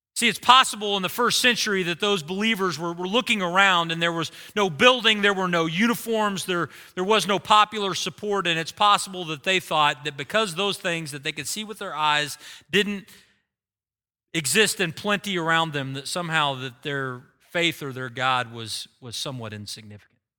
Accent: United States; We have lived our lives as American Christians

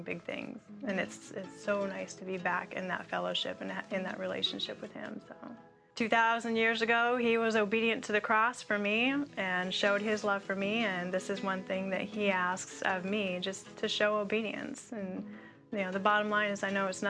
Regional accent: Alaska, United States; moved away as an adult; now in Oklahoma, United States; New to Oklahoma, I am temporarily dislocated from Alaska. I say dislocated because that will always be my home.

